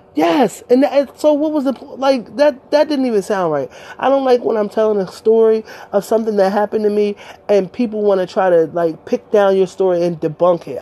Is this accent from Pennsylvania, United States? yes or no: no; Delaware, United States; I'm from Delaware